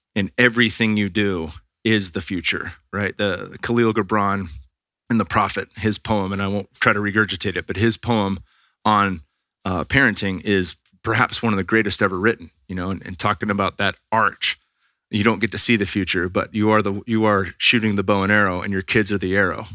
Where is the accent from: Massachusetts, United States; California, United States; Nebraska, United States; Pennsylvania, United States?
California, United States; Bay Area; we're from the Bay Area